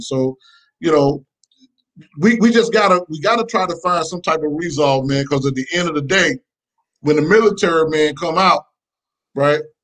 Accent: Macon, Georgia, United States; originally from Macon, Georgia

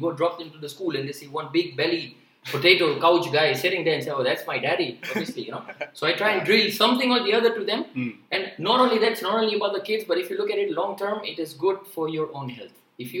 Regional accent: Mombasa, Mombasa County, Kenya; moved away as an adult; now in Pune, India; I'm basically from Kenya. Right, yeah. I've been born and brought up there.

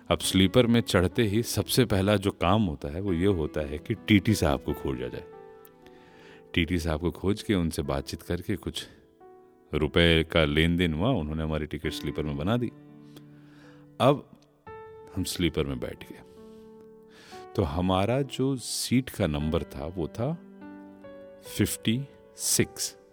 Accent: Dildarnagar, Uttar Pradesh, India; हमारे गांव या हमारे जंक्शन दिलदार नगर से दिल्ली के जो सफ़र है

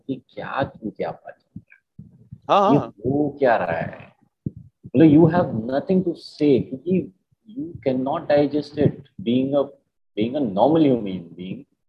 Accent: Marwar, India; मैं खुद मारवाड़ी हूँ

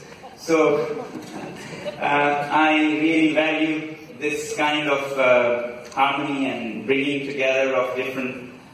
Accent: Ladakh, India; from Ladakh, a remote mountain region in the Indian Himalayas.

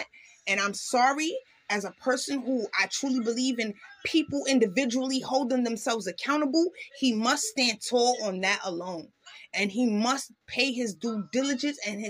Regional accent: New York City, New York, United States; I grew up in Harlem.

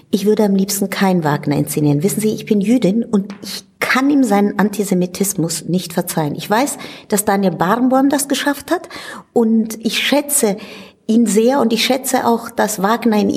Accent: Italy; German is a second language; ich komme aus Italien und ich bin mit Verdi und Rossini aufgewachsen

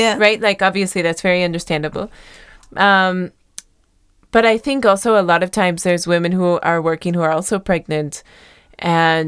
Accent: United States; moved away; where I grew up in the States

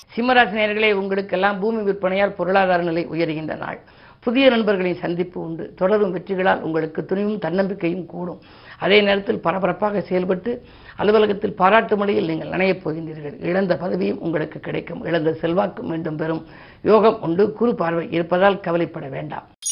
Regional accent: Keezhasevalpatti, Tamil Nadu, India; என்னுடைய சொந்த ஊர் வந்து சிவகங்கை மாவட்டம் திருப்பத்தூருக்கு பக்கத்தில் இருக்கக்கூடிய கீழச்சுவல்பட்டி

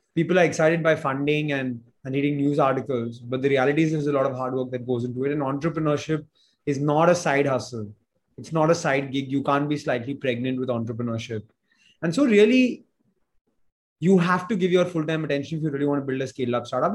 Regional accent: India; I grew up in India

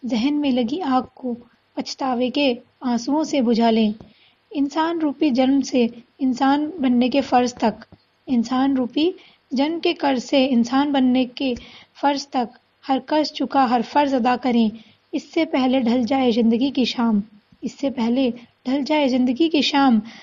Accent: Dharuhera, Haryana, India; मैं धारूड़ा हरियाणा की निवासी हूँ

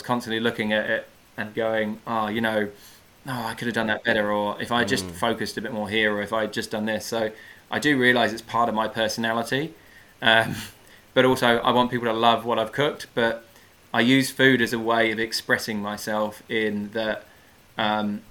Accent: United Kingdom; moved away as an adult; now in New Zealand; I worked in a few restaurants in my hometown, did a bit of fine dining

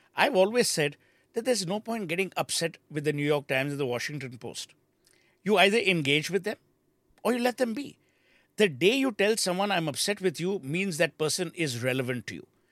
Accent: Kolkata, West Bengal, India; moved away; also born or lived in Nainital; when I came back to Calcutta from Nainital

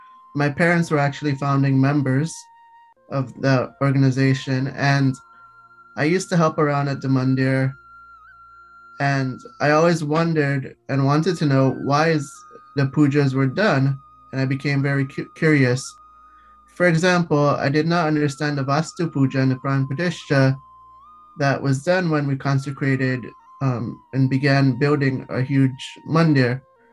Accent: Miami, Florida, United States; also born or lived in Guyana (parents); from Miami, Florida.

